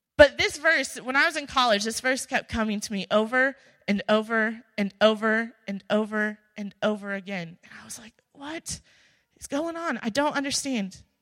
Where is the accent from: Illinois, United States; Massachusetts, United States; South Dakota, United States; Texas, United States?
Illinois, United States; moved away as an adult; I'm from Illinois.